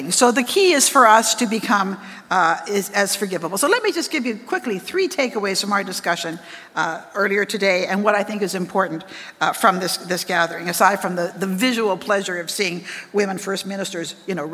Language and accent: English; British Columbia, Canada; now in Ottawa, Canada; because I came from British Columbia, and I kind of hit the, the, the ground running. I came, nobody in Ottawa knew me. I was well known in BC.